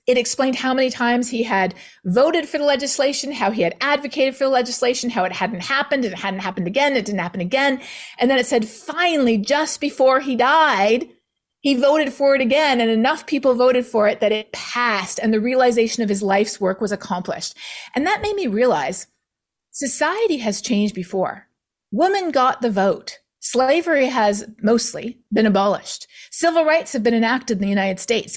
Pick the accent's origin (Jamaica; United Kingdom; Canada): Canada; being Canadian